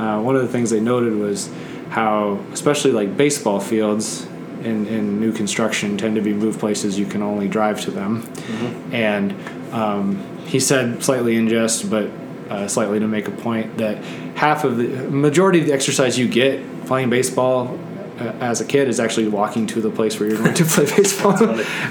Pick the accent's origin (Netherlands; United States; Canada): Netherlands; moved away; I grew up in the Netherlands, which is like the most bike-friendly country in the world